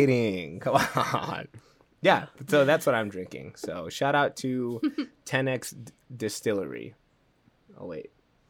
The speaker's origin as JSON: {"language": "English", "area": "Lake Michigan", "region": "Midwest", "country": "United States", "tie": "born or raised there", "said": "But I grew up around Lake Michigan"}